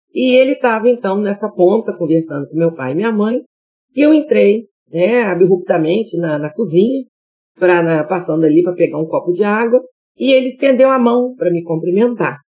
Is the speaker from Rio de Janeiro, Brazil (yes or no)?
no; Vitória, Espírito Santo, Brazil; Eu sou capixaba de nascença.